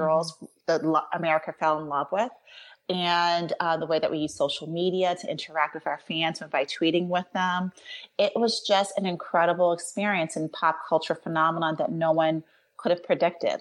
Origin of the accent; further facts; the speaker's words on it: New York, United States; now in Pittsburgh, United States; I was born in New York, I was a New Yorker, and now I live in Pittsburgh